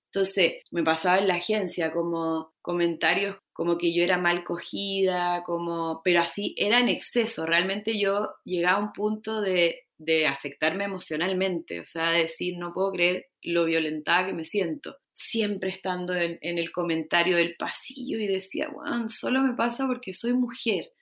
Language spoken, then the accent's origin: Spanish; Chile; moved away as an adult; now in Mexico; chilena, vivo en México hace casi seis años